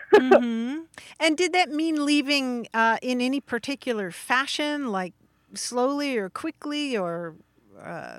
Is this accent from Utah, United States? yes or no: no; Kentucky, United States; I grew up in Kentucky